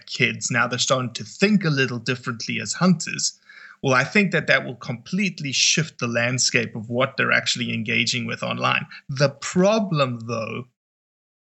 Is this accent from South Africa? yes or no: yes; Johannesburg, Gauteng, South Africa; I'm from South Africa, raised in a town called Johannesburg, 8.5 million people.